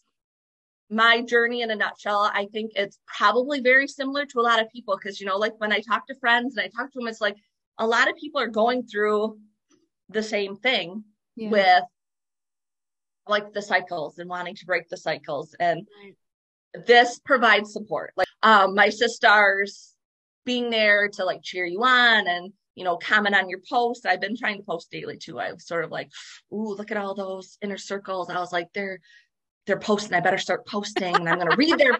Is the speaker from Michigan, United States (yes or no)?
yes; Michigan, United States; I'm from Michigan, so we call it pop here.